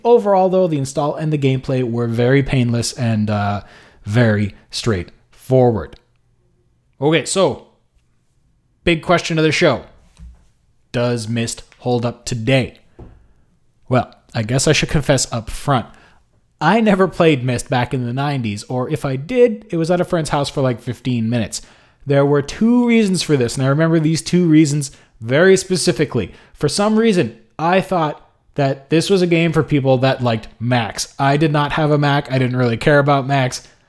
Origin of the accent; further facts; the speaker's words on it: Montreal, Quebec, Canada; my hometown of Montreal